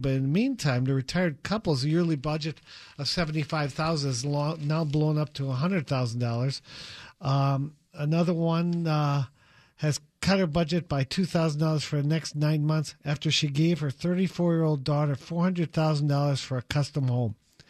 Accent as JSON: {"language": "English", "region": "Wisconsin", "country": "United States", "said": "His wife is from Indiana. We're from Wisconsin."}